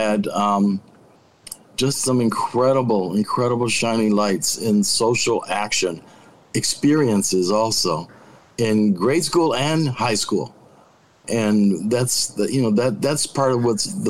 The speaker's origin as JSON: {"language": "English", "town": "Chicago", "region": "Illinois", "country": "United States", "said": "we're black people from the South Side."}